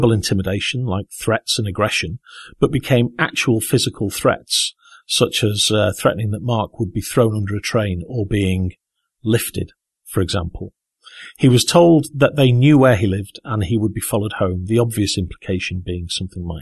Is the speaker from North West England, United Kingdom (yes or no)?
yes; Southport, North West England, United Kingdom; I was at the theatre in my hometown of Southport, Merseyside